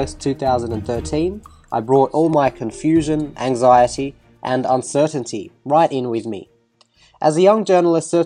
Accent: Egypt; being an Egyptian Christian myself

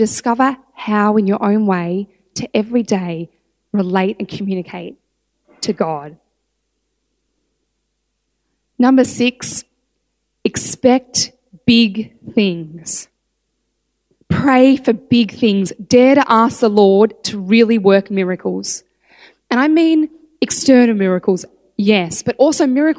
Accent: Australia; I'm Australian

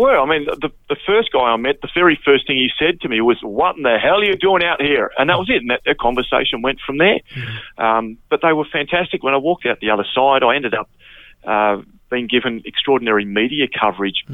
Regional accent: Flinders Island, Tasmania, Australia; now in Sydney, Australia; where I grew up on Flinders Island

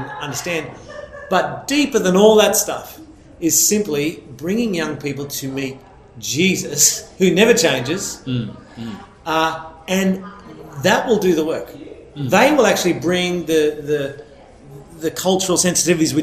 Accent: Australia; growing up in Australia as a young Catholic guy out in a small town

